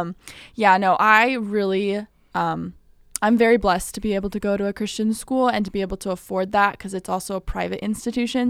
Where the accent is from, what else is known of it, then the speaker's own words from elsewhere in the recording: Midwest, United States; also born or lived in California; now in Illinois, United States; I was born there. I moved over to the Midwest when I was nine, so I've been here for a while